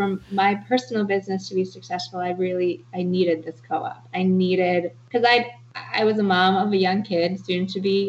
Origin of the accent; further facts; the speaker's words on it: Ann Arbor, Michigan, United States; moved away; also born or lived in New Hampshire; I grew up in Ann Arbor